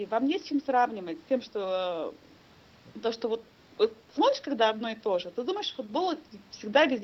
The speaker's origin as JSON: {"language": "Russian", "town": "Irkutsk", "region": "Irkutsk Oblast", "country": "Russia", "tie": "born or raised there", "said": "Я выросла в Иркутске, дорогой."}